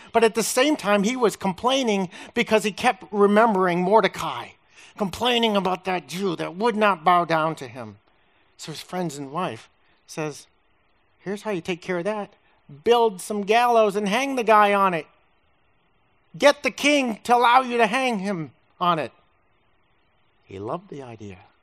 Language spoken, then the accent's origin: English; Massachusetts, United States; moved away; I'm from Massachusetts